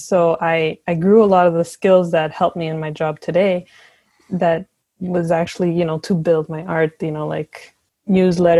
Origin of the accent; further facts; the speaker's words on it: Montreal, Quebec, Canada; I was born and raised in Montreal